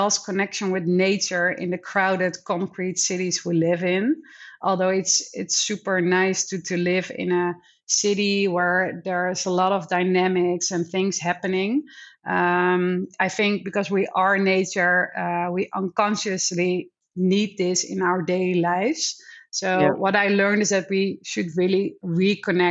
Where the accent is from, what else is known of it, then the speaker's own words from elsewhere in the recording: Netherlands; now in Hong Kong; I'm from the Netherlands